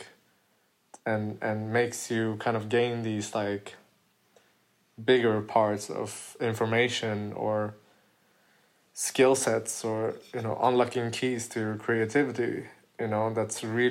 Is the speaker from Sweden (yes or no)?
yes; Gothenburg, Västra Götaland, Sweden; in my city, in my hometown, Gothenburg